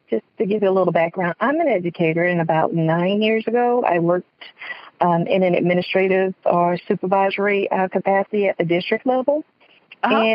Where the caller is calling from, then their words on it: West Palm Beach, Florida, United States; I'm calling from West Palm Beach